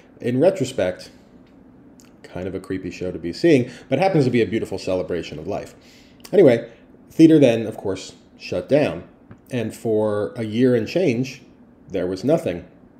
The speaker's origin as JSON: {"language": "English", "region": "South Florida", "country": "United States", "tie": "born or raised there", "also_born_or_lived": "California", "moved": "yes", "lives_now": "New York, United States", "said": "I grew up in South Florida"}